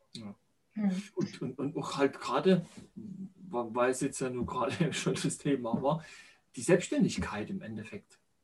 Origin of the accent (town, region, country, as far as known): central Saxony, Germany; born or raised there